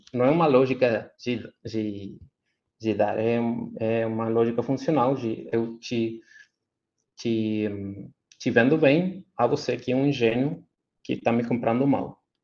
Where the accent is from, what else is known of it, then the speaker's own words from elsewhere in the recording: Chile; Portuguese is a second language; como chileno